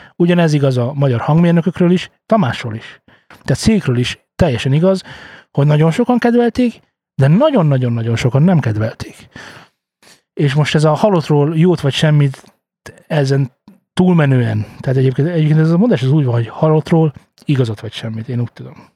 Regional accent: Hungary; Magyarok vagyunk

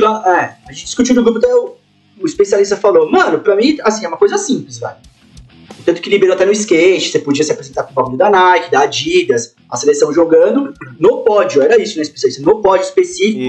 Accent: Osasco, São Paulo, Brazil; Osasco a gente mantém firme ainda aqui, nosso dialeto

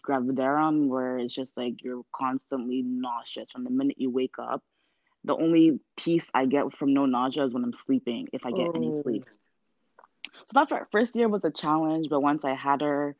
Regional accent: Ghana; we're both Ghanaian

